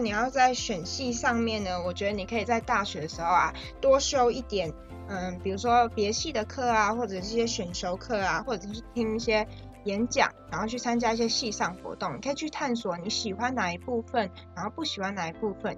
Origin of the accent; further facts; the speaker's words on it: Taiwan; 我们从小就在台湾长大，然后认识的风情民俗也都是同样的